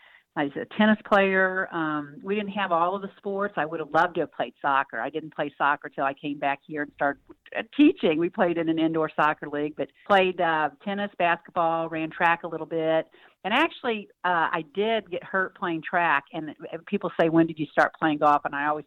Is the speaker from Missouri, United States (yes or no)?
yes; North Kansas City, Missouri, United States; Yeah, well, I was North Kansas City, and I was, I call it the good old days, you know, just such fond memories